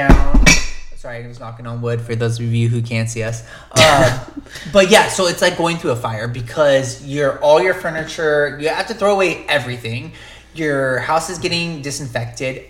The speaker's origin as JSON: {"language": "English", "town": "Long Beach", "region": "California", "country": "United States", "tie": "born or raised there", "moved": "as an adult", "lives_now": "Los Angeles, United States", "said": "We grew up in Orange County area, Long Beach"}